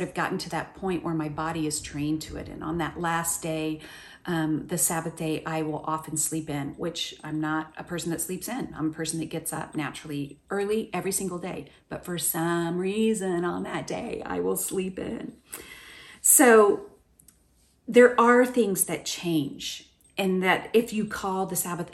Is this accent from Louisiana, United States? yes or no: no; Oklahoma, United States; moved away; the same tree that we had in my front yard growing up in Oklahoma